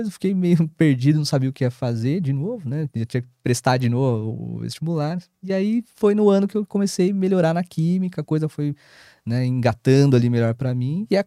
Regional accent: São Bernardo do Campo, São Paulo, Brazil; eu sou de São Bernardo.

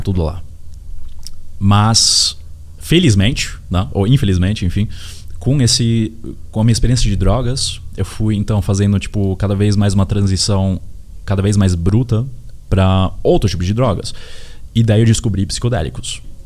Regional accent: Hamburg, Germany; also born or lived in Osnabrück; now in Brazil; Eu, eu nasci aqui no Brasil, mas com seis anos fui para Hamburgo

